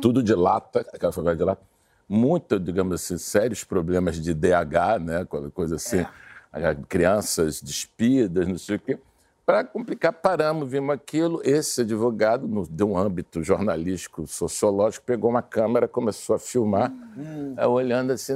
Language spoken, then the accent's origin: Portuguese; Brazil